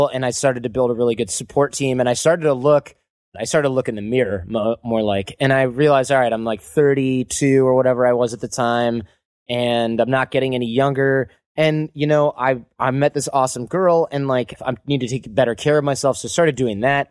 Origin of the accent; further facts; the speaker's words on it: Michigan, United States; moved away; my hometown in Michigan